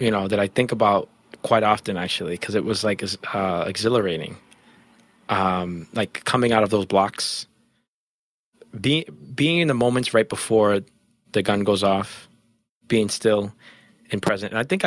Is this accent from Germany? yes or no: no; Jamaica; we're Jamaican track stars that came from Jamaica.